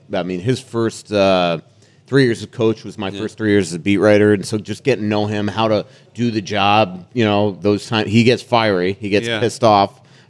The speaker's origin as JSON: {"language": "English", "region": "New York", "country": "United States", "said": "this Floridian, even though I'm from New York, this Floridian hockey writer comes up and tries to, you know"}